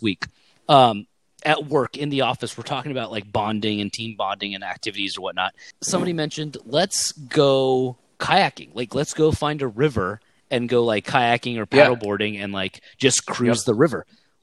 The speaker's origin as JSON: {"language": "English", "town": "Long Beach", "region": "California", "country": "United States", "tie": "born or raised there", "also_born_or_lived": "Palm Springs, California", "moved": "as an adult", "lives_now": "Myrtle Beach, United States", "said": "originally from Southern California, Long Beach, California"}